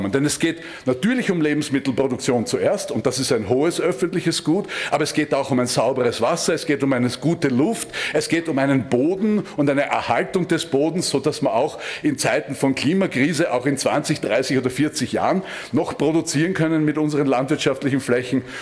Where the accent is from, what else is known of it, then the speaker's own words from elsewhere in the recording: Styria, Austria; ich komme aus der Steiermark und bei uns wurde wurden Schlachthöfe errichtet